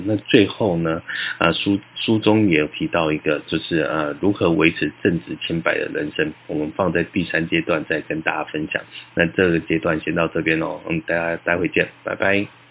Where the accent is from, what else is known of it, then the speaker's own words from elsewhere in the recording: Taiwan; 我们在这片土地上成长